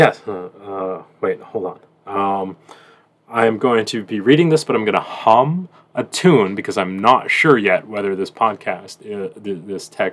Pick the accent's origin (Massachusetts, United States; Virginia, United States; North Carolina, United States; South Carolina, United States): Massachusetts, United States; Boston; moved away as an adult; now in Louisiana, United States; I'm from Boston.